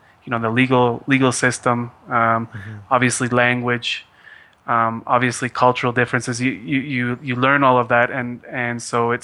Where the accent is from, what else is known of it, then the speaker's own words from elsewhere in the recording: Canada; moved away as an adult; now in Ecuador; as a Canadian